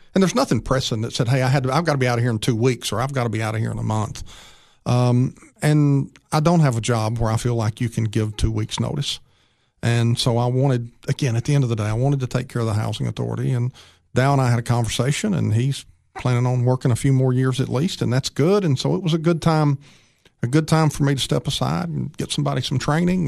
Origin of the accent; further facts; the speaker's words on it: Upper Cumberland, Tennessee, United States; We grew up here in the Upper Cumberland